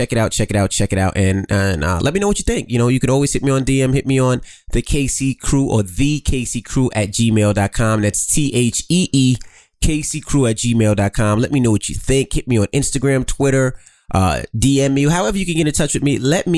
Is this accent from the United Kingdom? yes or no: no; New York City, New York, United States; Well, I'm from Queens.